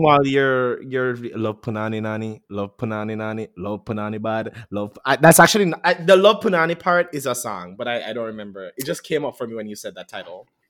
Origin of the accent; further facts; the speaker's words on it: Jamaica; moved away; we're Jamaican